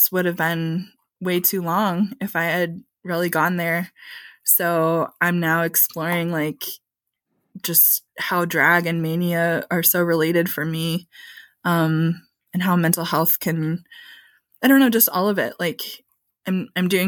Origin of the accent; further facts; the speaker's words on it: rural Michigan, United States; also born or lived in Texas; now in St. Louis, United States; some of the blue collar workers of my hometown in rural Michigan